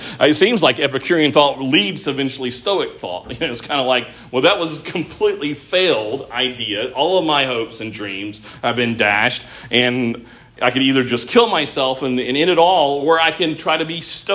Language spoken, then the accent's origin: English; United States; we are as American Christians